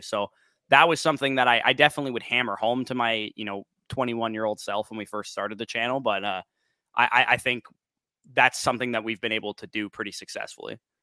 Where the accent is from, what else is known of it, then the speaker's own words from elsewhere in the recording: Canada; I'm Canadian